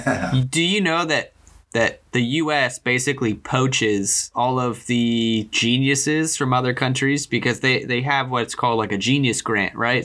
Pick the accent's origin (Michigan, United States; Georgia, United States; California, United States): California, United States; growing up in uh, in California